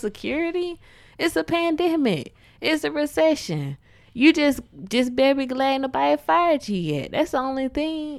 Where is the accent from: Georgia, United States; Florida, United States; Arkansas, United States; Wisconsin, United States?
Georgia, United States; I was born here in Georgia